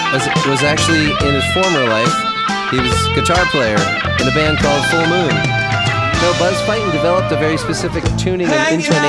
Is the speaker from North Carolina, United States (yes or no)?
no; Baltimore, Maryland, United States; Baltimore, yeah. All right, I can complain about Baltimore. That's my hometown.